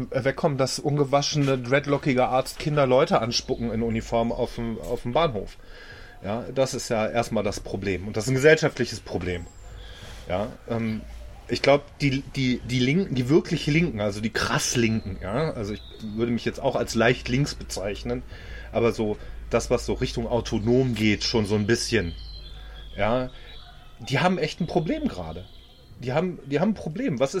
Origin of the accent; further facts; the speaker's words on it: Germany; Und ich finde, das ist da, wo wir uns als Deutsche mit einbringen müssen.